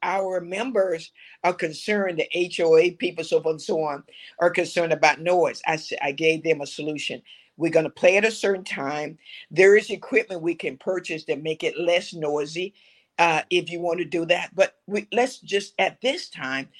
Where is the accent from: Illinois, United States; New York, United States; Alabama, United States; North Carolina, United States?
Alabama, United States; Bessemer; I grew up in Alabama, six of us, we had one bathroom, okay, and Bessemer, Alabama